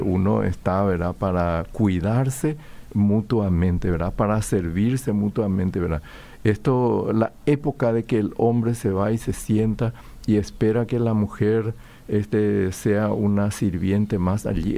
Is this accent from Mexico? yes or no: no; Paraguay; yo también soy paraguayo, forma, formo parte de esta cultura